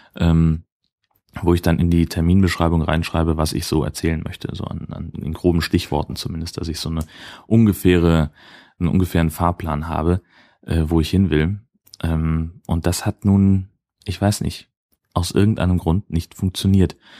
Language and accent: German; Hesse, Germany; now in Dithmarschen, Germany; ich komme ursprünglich aus einem der waldreichsten Gebiete Deutschlands